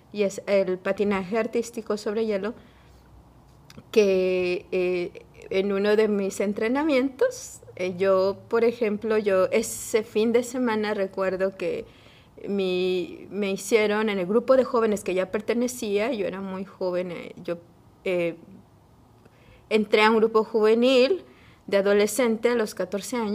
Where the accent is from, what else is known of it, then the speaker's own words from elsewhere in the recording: Mexico City, Mexico; Bueno, yo originalmente soy de la Ciudad de México. Eh, allá nací, allá crecí.